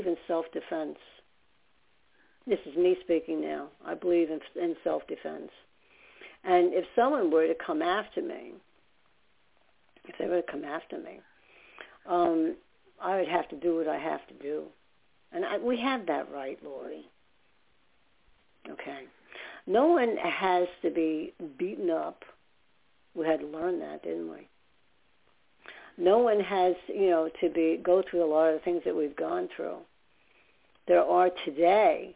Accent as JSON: {"language": "English", "region": "New York", "country": "United States", "also_born_or_lived": "New Jersey / Staten Island", "said": "I talk so fast because I'm from New York"}